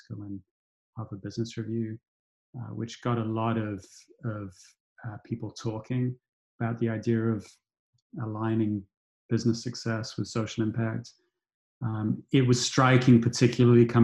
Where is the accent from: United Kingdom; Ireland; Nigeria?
United Kingdom; I grew up in Thatcherite Britain